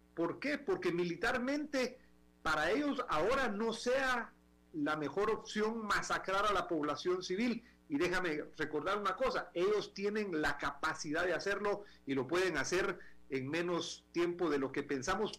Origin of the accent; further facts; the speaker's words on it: Guatemala; moved away; en Guatemala, que era mi país de origen